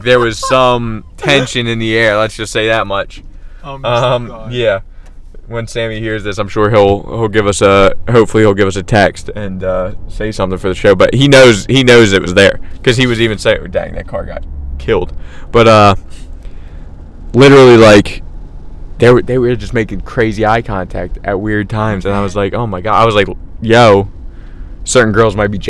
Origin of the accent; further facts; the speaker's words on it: Philadelphia, Pennsylvania, United States; if you're born and raised in Philly and you've been in Philly your whole life